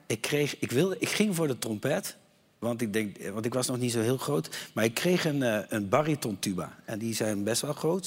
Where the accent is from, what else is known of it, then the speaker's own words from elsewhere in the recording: Meerssen, Limburg, Netherlands; also born or lived in Eindhoven; ik kwam uit Eindhoven van het Lord en wij gingen naar, uh, naar Limburg verhuizen en ik kwam op school